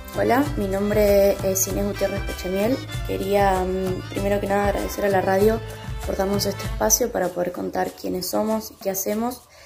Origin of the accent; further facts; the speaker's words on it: General Roca, Río Negro, Argentina; soy de la ciudad de General Río Negro